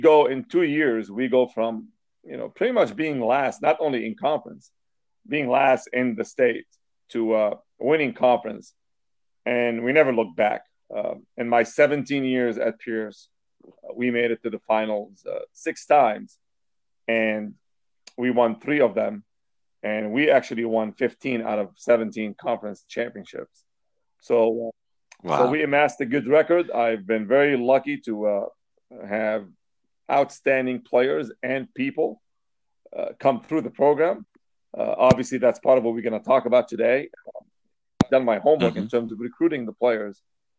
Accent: Lebanon; moved away as an adult; now in United States; I came to the States from Lebanon. And I originally came to go to school and get a degree in electrical engineering, which I did from UCLA.

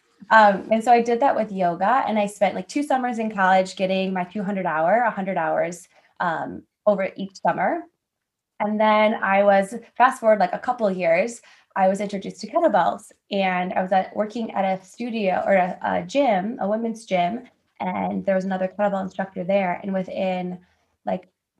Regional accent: Winfield, Illinois, United States; also born or lived in Iowa; I grew up in the Chicago suburbs, so Winfield, Illinois.

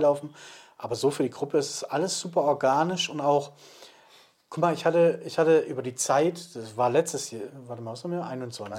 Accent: Swabia, Germany; bin ja Schwabe

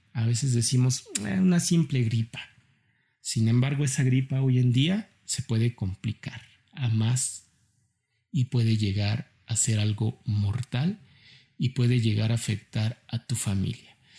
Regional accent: Mexico; como mexicanos

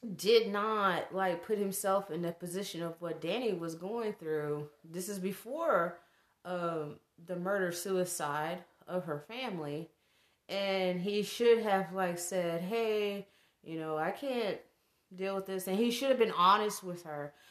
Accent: the South, United States; me growing up in the South

